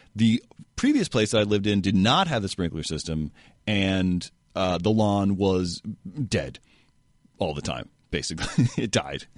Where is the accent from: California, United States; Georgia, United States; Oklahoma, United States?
California, United States; San Francisco; I grew up in San Francisco